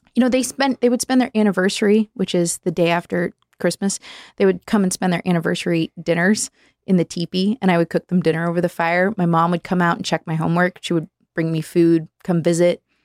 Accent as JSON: {"language": "English", "region": "Southern California", "country": "United States", "tie": "born or raised there", "also_born_or_lived": "Nevada", "moved": "yes", "said": "I was born in SoCal"}